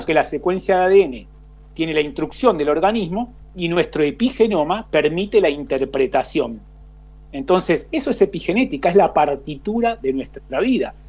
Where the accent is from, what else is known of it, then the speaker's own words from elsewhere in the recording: Santa Fe, Argentina; moved away as an adult; also born or lived in Rosario, Argentina / Sub-Saharan Africa / Belgium / Netherlands; now in Spain; Soy argentino, yo nací en, Rosario, me crié en Santa Fe, pero llevo 22 años fuera de Argentina